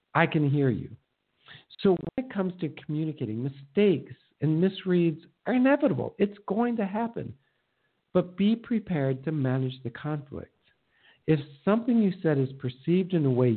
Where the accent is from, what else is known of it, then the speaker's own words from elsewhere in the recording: Minnesota, United States; moved away; I'm from Minnesota